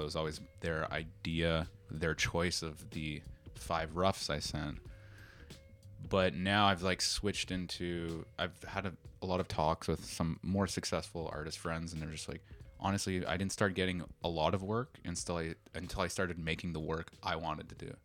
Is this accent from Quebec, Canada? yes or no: no; Toronto, Ontario, Canada; moved away as an adult; now in Tokyo, Japan; back home uh, in Toronto, I'm from Toronto